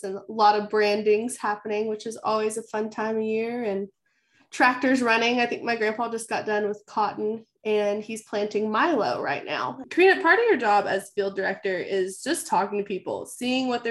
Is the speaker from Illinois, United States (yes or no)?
no; the Texas Panhandle, United States; I'm from the Panhandle, Texas. I live south of Amarillo